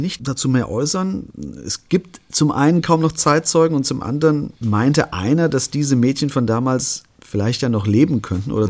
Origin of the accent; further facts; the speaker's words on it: Künzell, Hesse, Germany; Künzel, ja. meine Heimatgemeinde in der ich aufgewachsen bin.